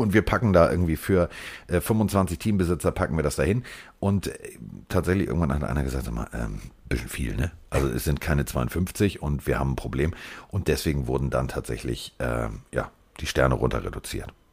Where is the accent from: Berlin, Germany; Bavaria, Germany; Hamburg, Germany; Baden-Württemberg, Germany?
Hamburg, Germany; ich als Hamburger